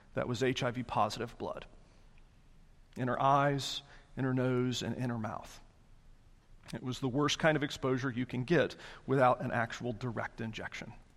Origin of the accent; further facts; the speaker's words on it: the South, United States; I'm Southerner through and through.